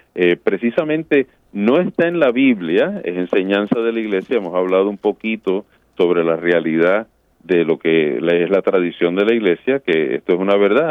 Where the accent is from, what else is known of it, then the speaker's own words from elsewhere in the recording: Puerto Rico; yo me crié en Puerto Rico